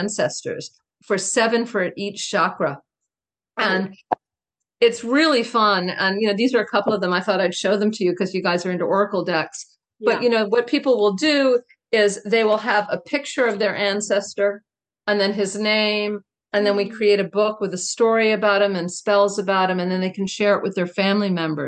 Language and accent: English; town next to Mattapoisett, Massachusetts, United States; I grew in the town next door